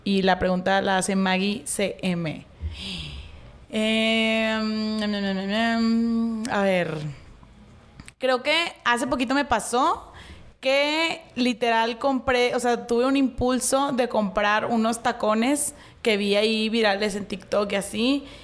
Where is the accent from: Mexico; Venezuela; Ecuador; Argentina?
Mexico; Nuevo León; Fui a McAllen, McAllen, Texas, porque soy regia.